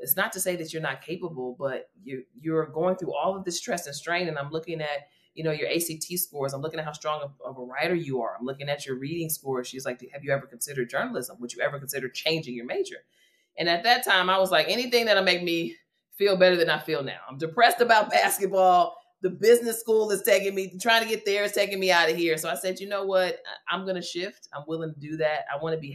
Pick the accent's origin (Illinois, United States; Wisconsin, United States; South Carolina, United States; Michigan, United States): Illinois, United States; Calumet City; I am from Calumet City, Illinois. It's about 15 minutes south of the south side of Chicago.